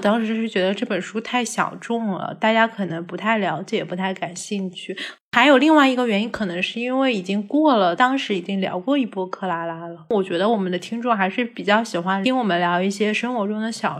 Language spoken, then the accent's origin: Chinese; Hangzhou, Zhejiang, China; moved away as an adult; now in Beijing, China; 我是出生在杭州的。